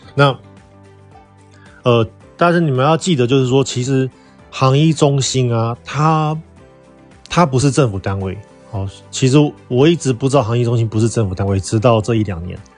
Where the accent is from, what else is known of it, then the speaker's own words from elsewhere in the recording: Taiwan; 我们是台湾的中华民国国民